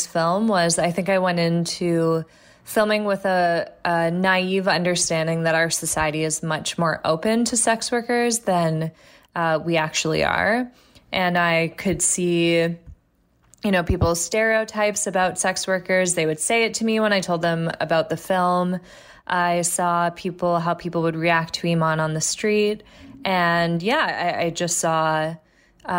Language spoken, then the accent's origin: English; Toronto, Ontario, Canada; I am from Toronto